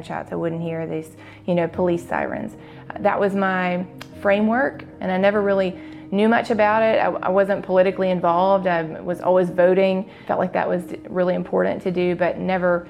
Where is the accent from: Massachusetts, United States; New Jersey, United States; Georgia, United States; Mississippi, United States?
Mississippi, United States; Jackson; I grew up in West Jackson, in a wonderful, happy home